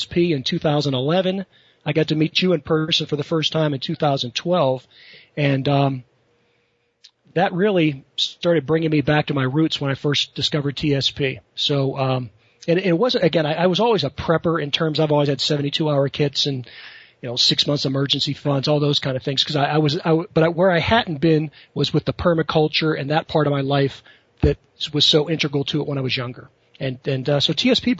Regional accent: Western Pennsylvania, United States; I grew up in Western Pennsylvania, blue-collar type family

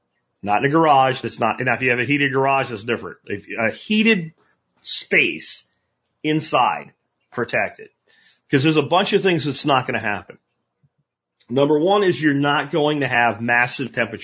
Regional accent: Pennsylvania, United States; moved away; when I was growing up in Pennsylvania

